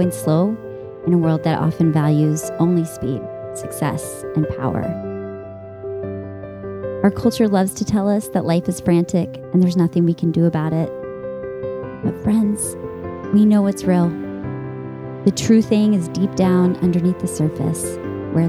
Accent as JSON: {"language": "English", "region": "Texas", "country": "United States", "tie": "born or raised there"}